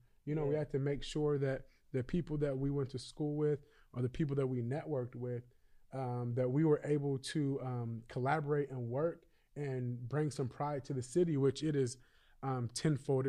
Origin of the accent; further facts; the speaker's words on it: Sacramento, California, United States; I am born and raised in Sacramento, California